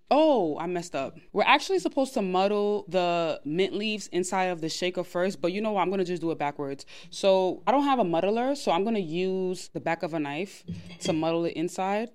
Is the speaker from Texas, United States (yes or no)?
no; New York, United States; I'm of Nigerian background. I was born in New York